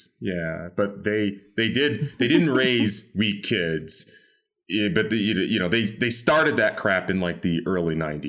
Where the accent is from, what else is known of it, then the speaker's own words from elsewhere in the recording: Charleston, South Carolina, United States; moved away; I'm born and raised in the South. And so, yeah, I love going back to Charleston when I can.